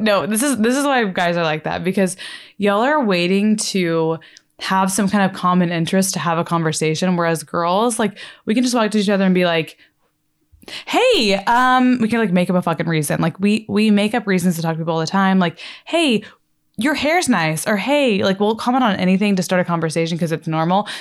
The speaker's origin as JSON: {"language": "English", "region": "Texas", "country": "United States", "said": "now we're gonna live in Dallas because obviously I'm from Texas"}